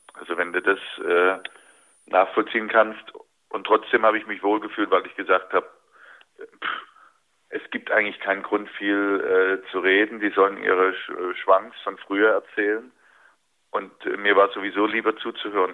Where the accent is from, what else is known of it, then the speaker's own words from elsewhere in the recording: Dresden, Saxony, Germany; moved away; Dresden natürlich immer wieder Bezugspunkt äh, für mich war. Das ist äh, bis heute meine Heimat